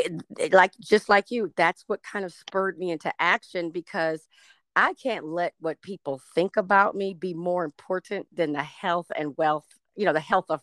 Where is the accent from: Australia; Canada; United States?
United States; the South; now in California, United States; And I'm from the South